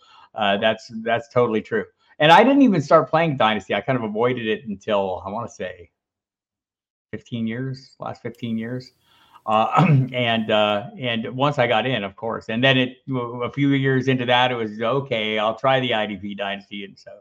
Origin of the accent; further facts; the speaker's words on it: Tucson, Arizona, United States; I grew up in Tucson